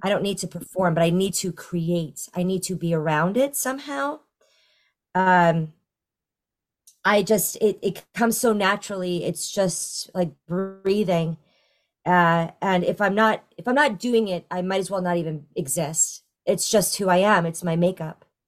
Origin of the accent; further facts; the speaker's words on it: New York, United States; moved away as an adult; now in Florida, United States; I am originally from New York and, uh, I took it, I took for granted that I'm, I, I grew up in a town twenty minutes northwest of the city